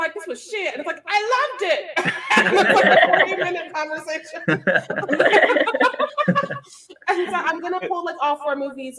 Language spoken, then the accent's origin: English; Missouri, United States; I grew up in Missouri.